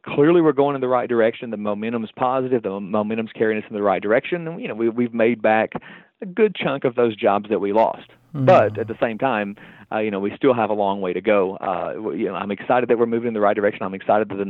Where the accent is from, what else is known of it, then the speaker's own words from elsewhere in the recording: southwestern Virginia, United States; moved away as an adult; also born or lived in Tennessee / Omaha, Nebraska; now in West Virginia, United States; I'm from originally southwestern Virginia. My home is about 45 minutes off of the kind of southernmost, point in West Virginia